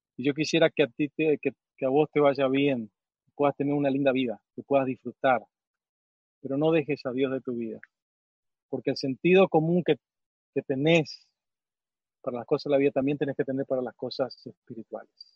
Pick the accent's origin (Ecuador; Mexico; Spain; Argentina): Argentina; Misiones; moved away; yo crecí en Misiones